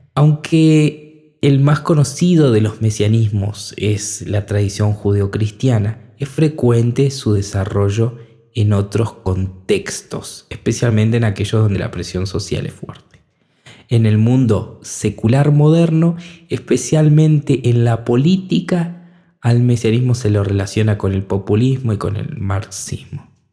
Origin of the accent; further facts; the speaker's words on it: Argentina; en mi país, por ejemplo, hablando desde cerca, Argentina